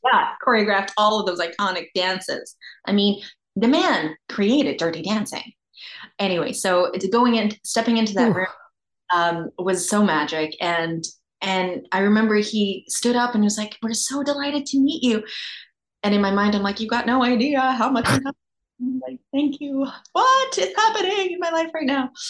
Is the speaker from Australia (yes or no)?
yes; Australia; moved away; I grew up in Australia.